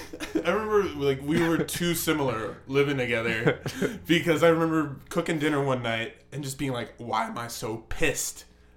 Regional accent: New Rochelle, New York, United States; I'm from New York, too, but I'm from New Rochelle, New York, so I'm from a suburb

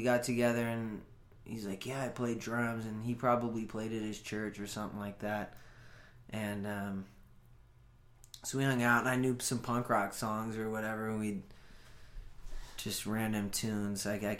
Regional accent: Los Osos, California, United States; I'm from a small town called Los Osos.

